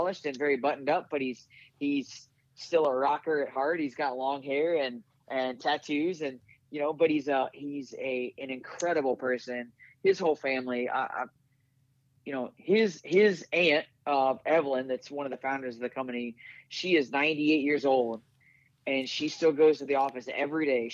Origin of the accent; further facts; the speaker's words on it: Riverton, Illinois, United States; I grew up in Springfield, Illinois, right? I actually grew up in Riverton, Illinois, but it's just outside of Springfield.